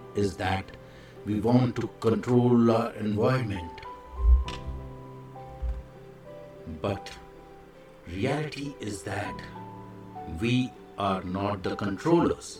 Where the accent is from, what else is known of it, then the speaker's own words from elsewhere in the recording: India; I am the Indian monk